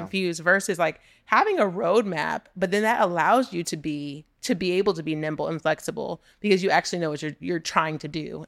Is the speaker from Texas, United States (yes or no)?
yes; Texas City, Texas, United States; moved away as an adult; also born or lived in New York; I'm from Texas City, Texas. I graduated with eighteen people in my senior class.